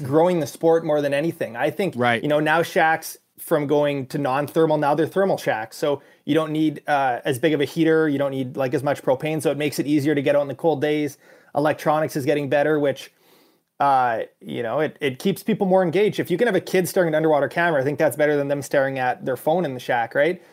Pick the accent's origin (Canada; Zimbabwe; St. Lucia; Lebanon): Canada; being a Canadian